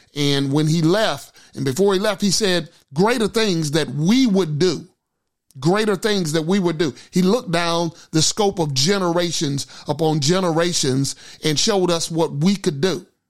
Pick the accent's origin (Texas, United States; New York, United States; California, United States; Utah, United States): Texas, United States; Gilmer; the church which I grew up in. Valleyview Baptist Church, Gilmer, Texas